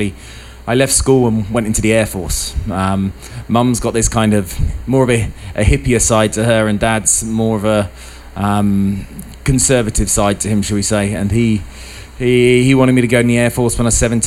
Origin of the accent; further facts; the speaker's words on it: United Kingdom; moved away as an adult; I'm from the UK, as you can hear by my accent, but been in construction for many years, and I came over here